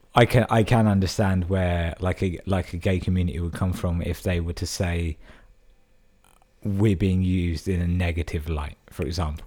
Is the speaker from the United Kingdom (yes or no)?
yes; London, United Kingdom; moved away as an adult; now in Brighton, United Kingdom; I'm born and raised in London